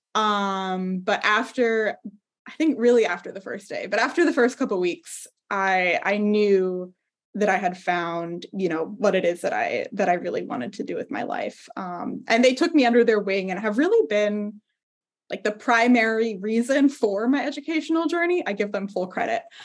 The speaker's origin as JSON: {"language": "English", "region": "Southern California", "country": "United States", "said": "I'm originally from Southern California"}